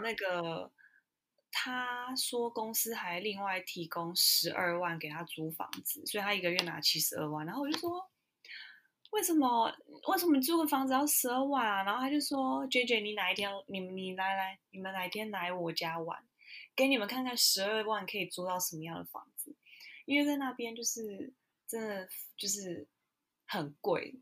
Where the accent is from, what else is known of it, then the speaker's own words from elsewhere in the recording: Taiwan; moved away; 我来自台湾啊